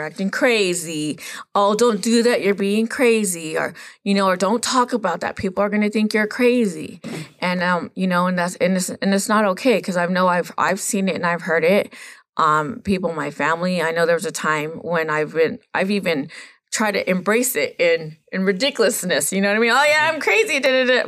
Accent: Los Coyotes Reservation, California, United States; I am from Los Coyotes Reservation up there in the mountain back there

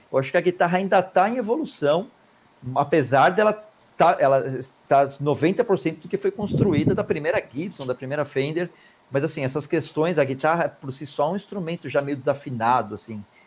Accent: Brazil; a gente é brasileiro

